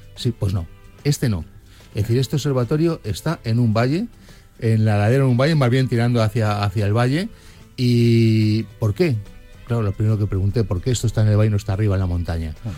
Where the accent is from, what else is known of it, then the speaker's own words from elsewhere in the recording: Madrid, Community of Madrid, Spain; Yo que soy de Madrid